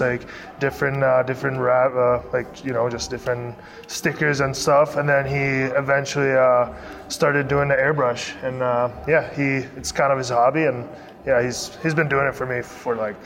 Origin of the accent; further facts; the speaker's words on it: Prague, Czechia; now in Las Vegas, United States; it's my hometown.